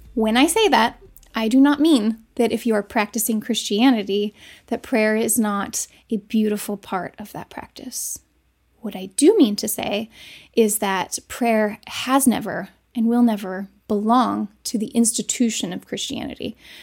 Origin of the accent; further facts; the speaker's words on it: United States; those of us who grew up in America